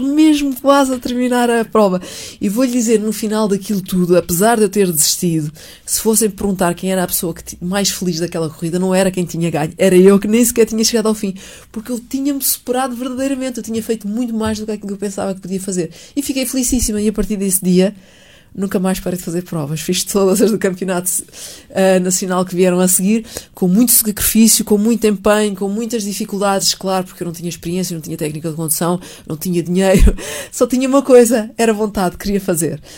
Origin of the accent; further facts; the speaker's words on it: Montijo, Setúbal, Portugal; moved away as an adult; also born or lived in Lisbon; Eu nasci em Montijo, vivi sempre no Montijo